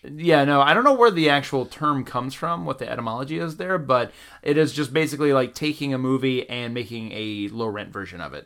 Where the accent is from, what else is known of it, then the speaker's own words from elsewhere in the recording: Valdosta, Georgia, United States; moved away as an adult; now in Los Angeles, United States; I'm originally from the South. I'm from a little town called Valdosta, Georgia, about ten minutes shy of the Florida border